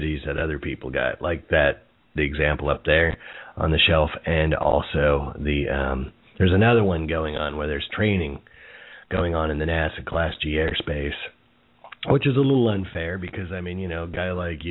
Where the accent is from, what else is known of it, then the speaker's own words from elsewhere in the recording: Jersey City, New Jersey, United States; I was born next door in Jersey City, which is even more of a garden spot in the Garden State